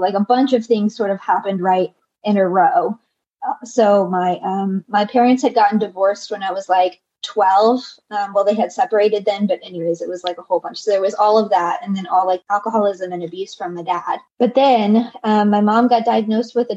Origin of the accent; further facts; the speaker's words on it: the Bible Belt, United States; you still showed up for church on Sundays growing up in the Bible Belt